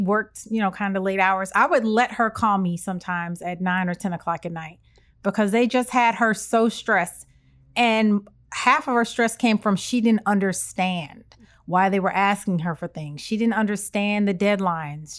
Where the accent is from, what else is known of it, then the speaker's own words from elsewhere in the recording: Evanston, Illinois, United States; moved away; Our, my hometown, the city is so small